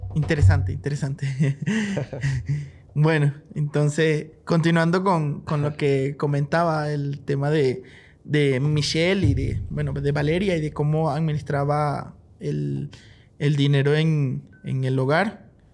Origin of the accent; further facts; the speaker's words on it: Barquisimeto, Lara, Venezuela; moved away as an adult; also born or lived in Maracaibo, Venezuela; now in Bolivia; yo soy de Barquisimeto, Estado Lara